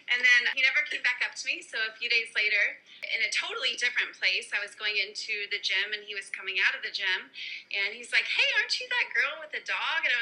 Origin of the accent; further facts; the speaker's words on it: Texas, United States; also born or lived in Florida; So, uh, I was raised in Texas, and then my dad owned a business, so we kind of traveled a lot growing up.